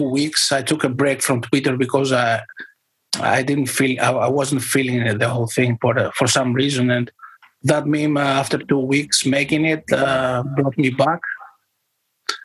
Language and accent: English; Greece; I'm from Greece